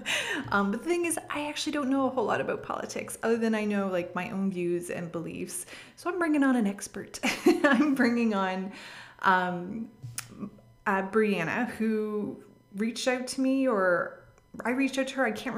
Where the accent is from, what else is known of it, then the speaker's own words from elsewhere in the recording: Canada; I'm not American, I am Canadian.